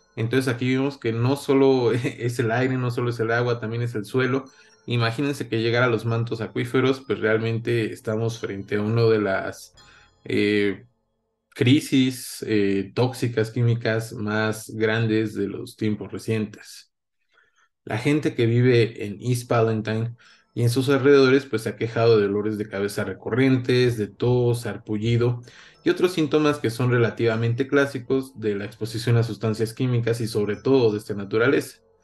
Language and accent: Spanish; Mexico; nosotros como mexicanos